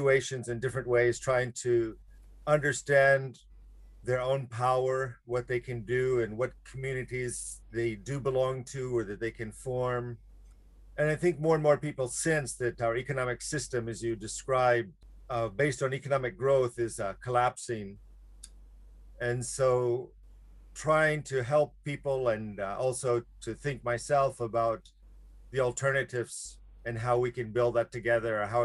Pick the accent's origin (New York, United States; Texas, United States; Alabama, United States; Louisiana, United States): Alabama, United States; moved away as an adult; now in Japan; my background is I'm from Alabama, which now I would kind of describe as, of course, the heart of slavery in the United States